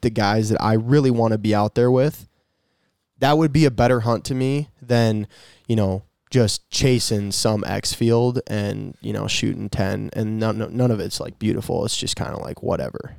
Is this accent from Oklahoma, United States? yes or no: no; Minnesota, United States; I'm from Minnesota